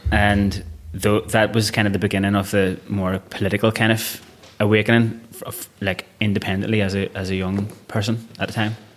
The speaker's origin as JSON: {"language": "English", "town": "Belfast", "region": "Northern Ireland", "country": "United Kingdom", "tie": "born or raised there", "first_language": "Irish", "second_language": "English", "moved": "yes", "said": "I was born in 1985 in Belfast and grew up in West Belfast"}